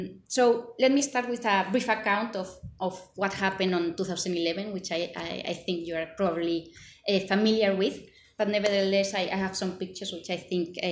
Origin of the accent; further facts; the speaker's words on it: Madrid, Community of Madrid, Spain; Madrid, my hometown.